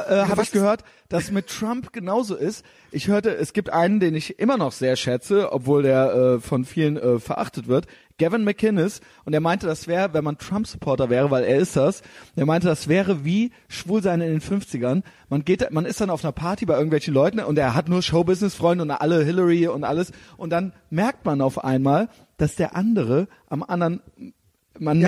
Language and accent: German; Germany; ich bin auch Deutscher